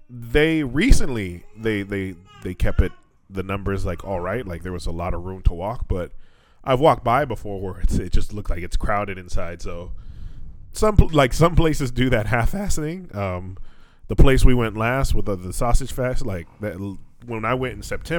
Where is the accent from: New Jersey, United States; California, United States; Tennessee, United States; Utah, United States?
California, United States; Atwater; now in Fukuoka, Japan; When we were growing up in Atwater